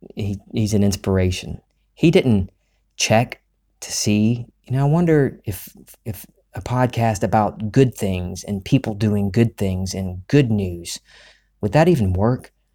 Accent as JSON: {"language": "English", "region": "Gulf Coast of the United States", "country": "United States", "said": "we're from the Gulf Coast of the United States"}